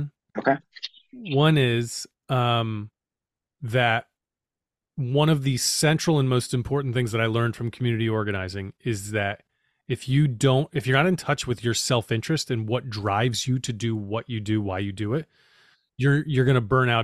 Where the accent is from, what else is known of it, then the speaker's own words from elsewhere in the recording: New York City, New York, United States; I grew up in New York City